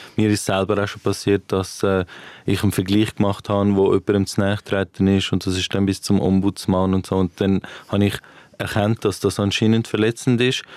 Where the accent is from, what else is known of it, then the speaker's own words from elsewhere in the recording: Winterthur, Zurich, Switzerland; ich bin Winterthurer Comedian